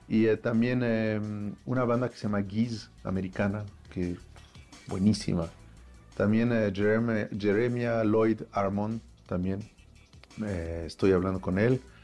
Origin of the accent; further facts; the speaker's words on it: Paris, Île-de-France, France; moved away as an adult; now in Mexico; nacieron mis hermanos y nací yo en París